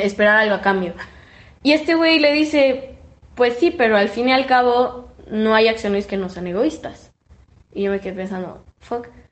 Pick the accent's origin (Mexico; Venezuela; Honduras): Mexico; los mexicanos somos los primeros